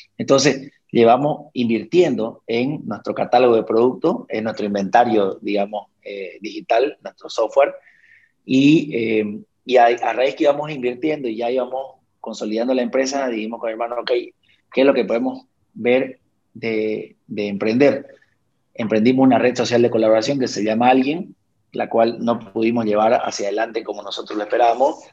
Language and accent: Spanish; Bolivia; nosotros muchas veces como bolivianos